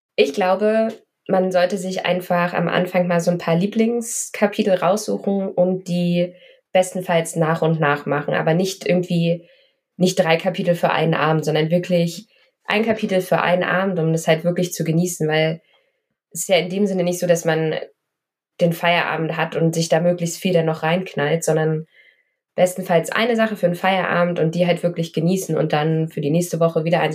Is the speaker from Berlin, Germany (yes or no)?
yes; Berlin, Germany; ich bin in Berlin groß geworden, ich habe da 30 Jahre gewohnt.